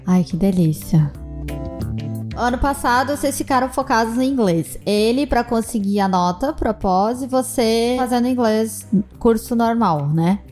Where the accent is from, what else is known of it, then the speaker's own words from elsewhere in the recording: Brazil; nós que somos do Brasil